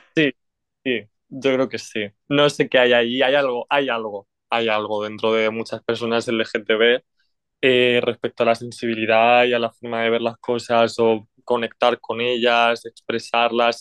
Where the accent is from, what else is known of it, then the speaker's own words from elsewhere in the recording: Orihuela, Valencian Community, Spain; Soy de la comunidad valenciana, soy de Orihuela, que está en la comunidad valenciana.